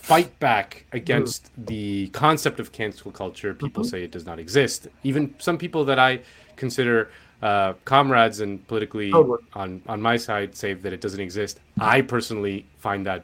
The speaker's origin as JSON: {"language": "English", "country": "Spain", "said": "I'm from Spain"}